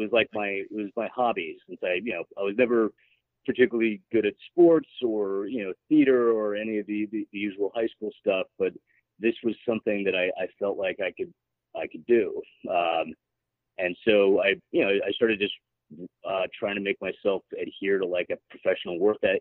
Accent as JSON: {"language": "English", "town": "Park City", "region": "Utah", "country": "United States", "tie": "born or raised there", "said": "growing up in Park City"}